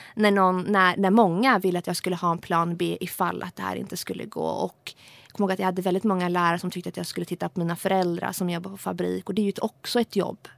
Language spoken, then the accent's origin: Swedish; Sweden; jag kom till Sverige som flyktingbarn och växte upp i ett socioekonomiskt väldigt utsatt